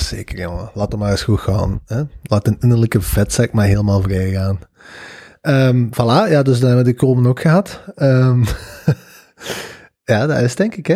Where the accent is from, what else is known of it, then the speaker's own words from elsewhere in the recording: Belgium; wij als Belgen